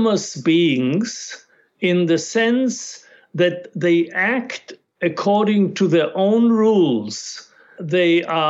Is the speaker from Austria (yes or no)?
yes; Austria; first language German; English is a second language; moved away; I grew up in Austria